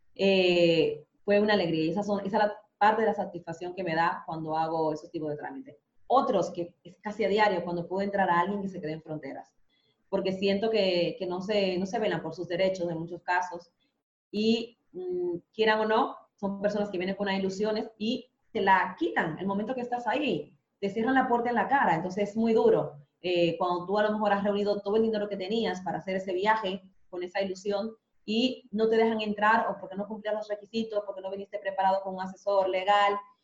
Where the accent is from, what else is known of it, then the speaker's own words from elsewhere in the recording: Dominican Republic; moved away as an adult; also born or lived in Spain; now in Madrid, Spain; yo siendo dominicana